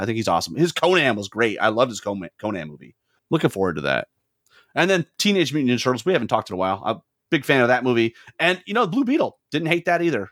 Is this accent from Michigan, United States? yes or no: yes; Lansing, Michigan, United States; I grew up in Lansing, Michigan, the home of Irvin Johnson.